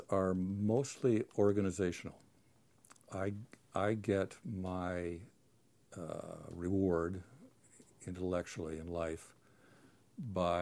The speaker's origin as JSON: {"language": "English", "town": "San Diego", "region": "California", "country": "United States", "tie": "born or raised there", "also_born_or_lived": "Williamstown, Massachusetts", "moved": "as an adult", "said": "I'm from San Diego. I grew up on the beach"}